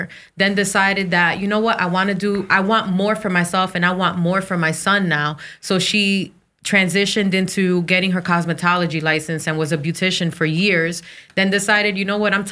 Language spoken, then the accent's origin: English; New Jersey, United States; I'm of Dominican descent. So I was born in Jersey, so I'm Americanized